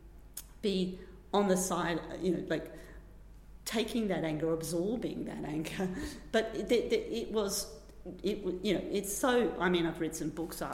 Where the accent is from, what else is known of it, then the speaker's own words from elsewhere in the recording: Australia; moved away; also born or lived in London; I'm Australian